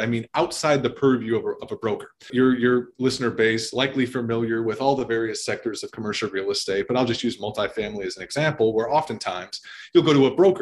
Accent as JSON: {"language": "English", "town": "Chicago", "region": "Illinois", "country": "United States", "tie": "born or raised there", "said": "originally born and raised in the Chicagoland area"}